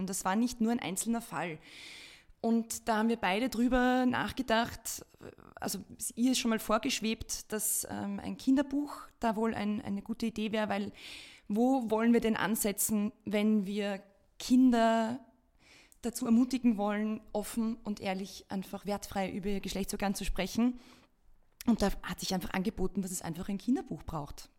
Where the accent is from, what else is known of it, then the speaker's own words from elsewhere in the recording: Austria; bei uns in Österreich